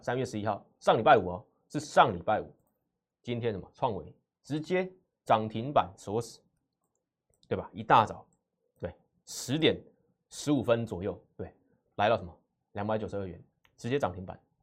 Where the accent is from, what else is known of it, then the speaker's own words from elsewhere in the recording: Taiwan; 我来自外资花旗，所以我看待台股解盘分析